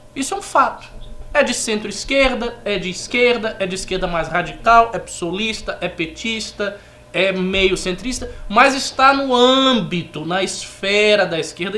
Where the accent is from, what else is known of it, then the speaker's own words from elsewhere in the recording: Bahia, Brazil; moved away; quando eu coordenava o MBL lá na Bahia